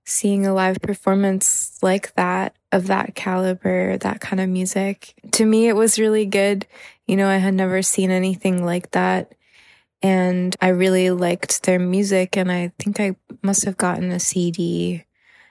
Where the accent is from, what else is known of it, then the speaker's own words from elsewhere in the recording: Thailand; growing up in Thailand, I didn't have access to gigs really